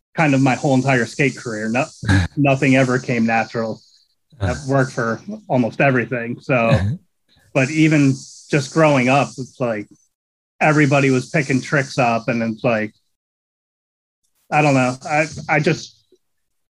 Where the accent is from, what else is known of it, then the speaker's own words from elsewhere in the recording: Catasauqua, Pennsylvania, United States; also born or lived in Allentown, Pennsylvania; I was born right outside of in Allentown, but I grew up in Catasauqua, which is a small town right there